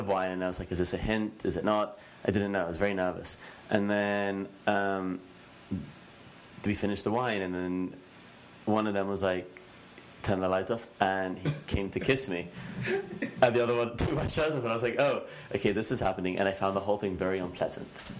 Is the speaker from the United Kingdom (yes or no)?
yes; England, United Kingdom; I'm English